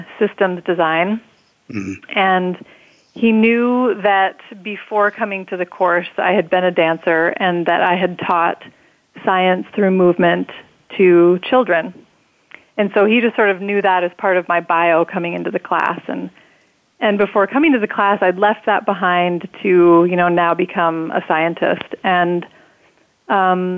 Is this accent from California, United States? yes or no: no; North Dakota, United States; I grew up in North Dakota in a small town